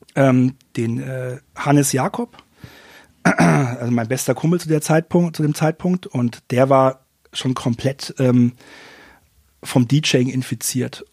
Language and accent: German; Fürth, Bavaria, Germany; now in Nuremberg, Germany; Ich bin in ja, Fürth geboren und ähm, auch aufgewachsen